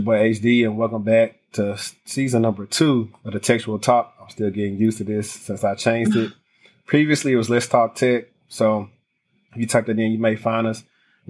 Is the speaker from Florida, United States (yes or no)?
no; Louisiana, United States; because we're from the South, I'm from Louisiana, things in tech aren't that big down here